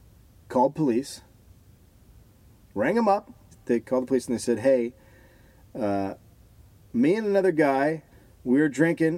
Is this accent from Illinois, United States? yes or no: no; California, United States; we're from California.